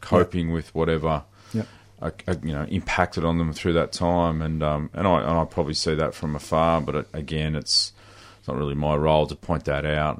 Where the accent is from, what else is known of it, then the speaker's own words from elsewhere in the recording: Horsham, Victoria, Australia; I grew up in, in country Victoria. I grew up in Horsham